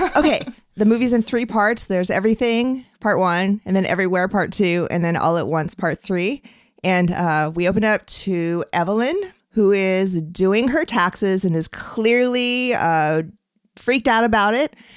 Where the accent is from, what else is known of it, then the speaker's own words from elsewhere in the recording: California, United States; I'm a Californian